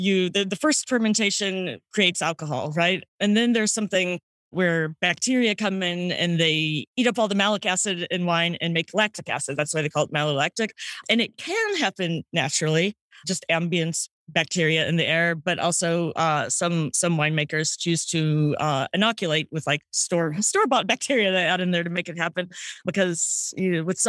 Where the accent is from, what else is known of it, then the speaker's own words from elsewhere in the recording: St. Louis, Missouri, United States; now in New York, United States; St. Louis, Missouri.